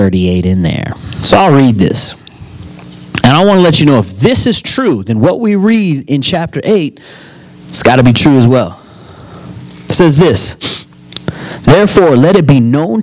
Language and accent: English; United States; I'm an American citizen. Why is that? Because I was born here